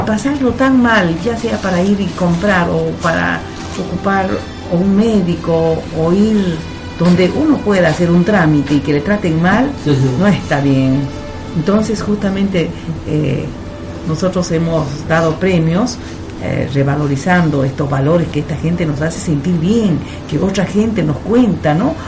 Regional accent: Cusco, Peru; now in Argentina; Yo soy peruana

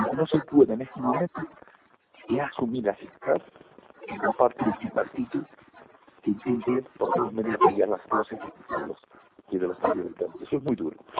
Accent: Canary Islands, Spain; cada rincón de mi tierra, en el pueblo canario

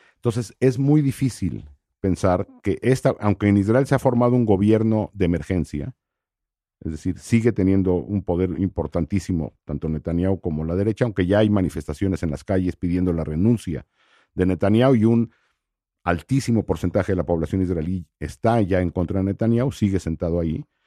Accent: Mexico; yo soy mexicano

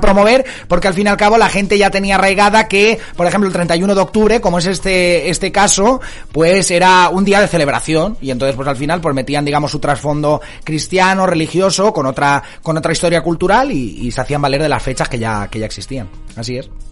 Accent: Marina Alta, Valencian Community, Spain; mi tierra, de la Marina Alta

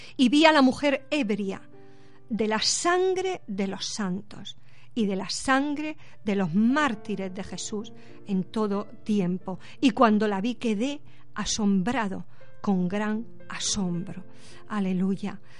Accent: Spain; a mí me duele como española

